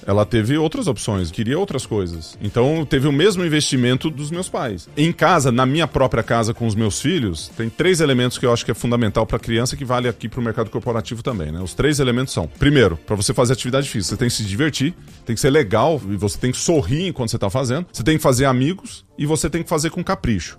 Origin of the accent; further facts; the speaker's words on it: Ituverava, São Paulo, Brazil; also born or lived in Ribeirão Preto; Eu sou nascido em Ribeirão Preto e fui uhum. para Ituverava, que é a minha cidade, não natal, mas onde eu vivi durante muito tempo.